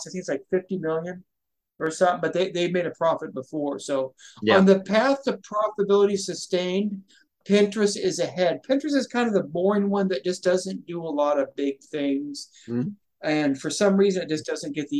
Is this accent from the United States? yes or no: yes; Washington, United States; Washington, my home state.